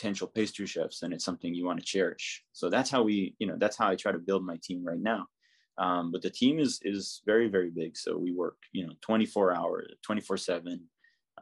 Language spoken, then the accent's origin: English; Jerusalem, Jerusalem District, Israel; moved away as an adult; now in New York, United States; I'm from Jerusalem. So I was born in Jerusalem and then spent almost my entire life there until I moved here